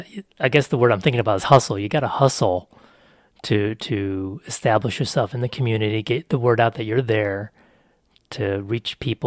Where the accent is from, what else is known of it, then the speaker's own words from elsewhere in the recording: Texas, United States; I say y'all as a Texan